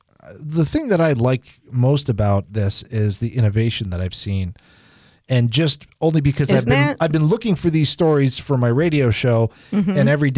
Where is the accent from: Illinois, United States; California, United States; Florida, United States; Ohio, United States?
Florida, United States; South; also born or lived in Long Island, New York; I'm from Long Island. Oh, but I was raised in South Florida.